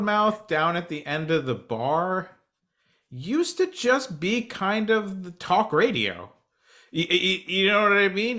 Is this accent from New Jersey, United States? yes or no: yes; New Jersey, United States; moved away; I grew up on the East Coast. I grew up in New Jersey